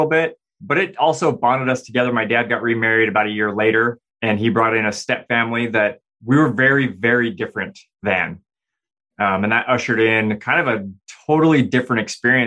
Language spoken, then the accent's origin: English; Provo, Utah, United States; I grew up in Utah, Provo, Utah.